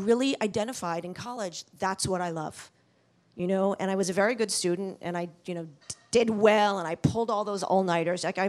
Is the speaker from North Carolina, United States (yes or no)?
no; New York City, New York, United States; I grew up in New York City